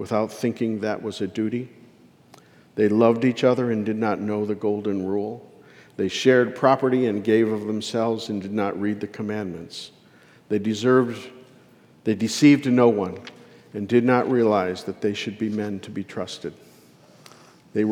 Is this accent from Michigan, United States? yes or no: yes; Detroit, Michigan, United States; I grew up in Detroit, down by the river, and it was a working man's neighborhood.